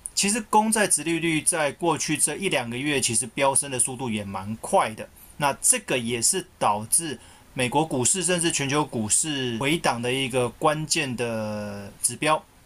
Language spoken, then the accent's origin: Chinese; Taiwan; 我们台湾这边